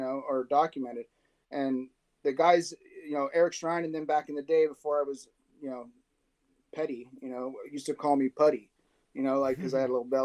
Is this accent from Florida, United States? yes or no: no; San Diego, California, United States; born or raised there; also born or lived in Orange County